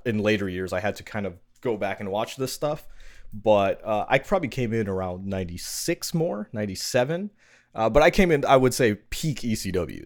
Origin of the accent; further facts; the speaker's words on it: New York, United States; I'm from New York